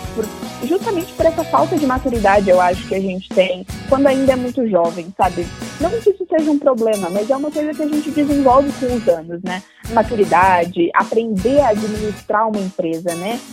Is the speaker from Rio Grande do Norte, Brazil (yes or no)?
no; Bombinhas, Santa Catarina, Brazil; moved away as an adult; minha família mora toda no litoral de Santa Catarina, numa cidade chamada Bombinhas, onde eu cresci a maior parte da minha vida.